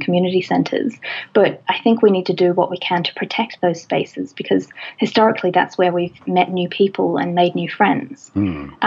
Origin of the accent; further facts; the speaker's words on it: Australia; Australia, my home country